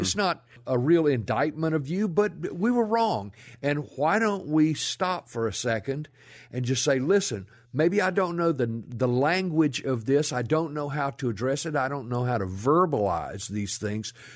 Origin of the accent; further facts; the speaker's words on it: Rolling Fork, Mississippi, United States; moved away as an adult; now in Memphis, United States; I grew up down in the Mississippi Delta